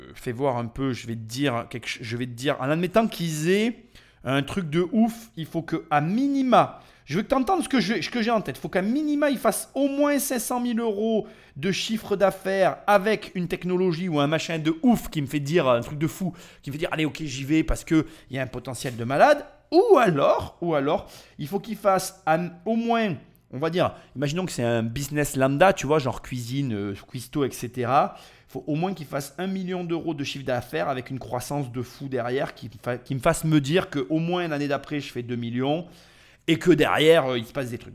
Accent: France; nous français

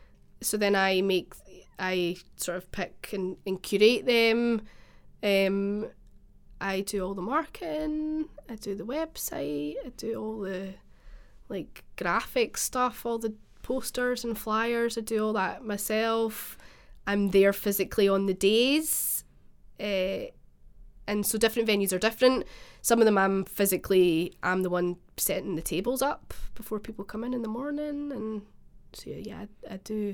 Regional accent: Scotland, United Kingdom; because I'm from the West Coast originally, which apparently is really obvious from my accent.

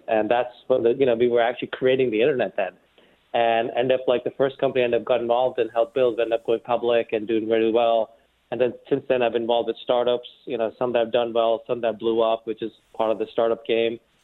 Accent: New York City, New York, United States; born or raised there; also born or lived in India

